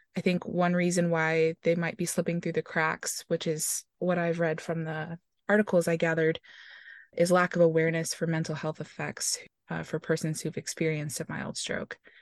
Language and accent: English; Houston, Texas, United States; I am originally from Houston, Texas